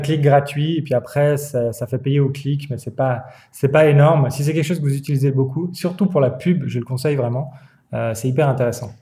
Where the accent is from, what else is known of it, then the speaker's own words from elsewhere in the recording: Switzerland; en tant que Suisse